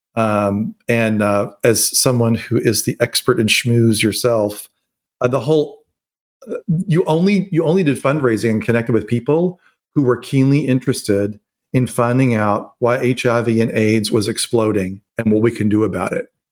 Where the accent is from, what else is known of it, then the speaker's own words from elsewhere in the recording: Louisville, Kentucky, United States; also born or lived in Atlanta, Georgia; to go back home and to be with him as he recovers. And the moment I went back to my hometown